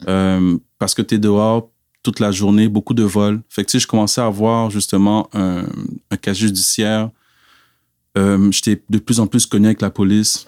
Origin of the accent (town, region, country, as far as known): Quebec, Canada; born or raised there; also born or lived in Cameroon / Montreal / Laval / Abitibi-Témiscamingue